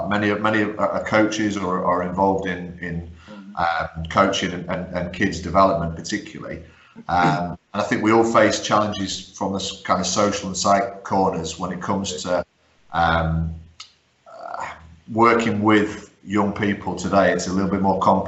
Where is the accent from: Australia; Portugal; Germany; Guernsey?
Guernsey; also born or lived in County Durham; I was born in County Durham, although I grew up in Guernsey